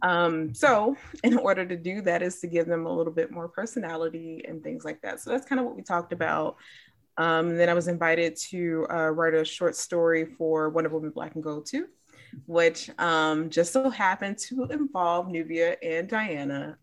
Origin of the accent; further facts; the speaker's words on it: Chicago, Illinois, United States; I grew up in Chicago